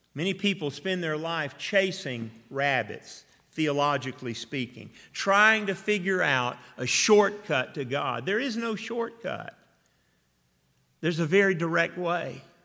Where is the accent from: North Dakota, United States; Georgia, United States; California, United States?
Georgia, United States; Atlanta; I grew up in Atlanta.